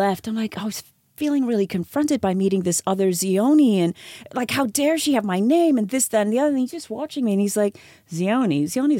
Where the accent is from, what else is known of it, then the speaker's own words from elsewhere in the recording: Nigeria; now in Australia; when I grew up in Nigeria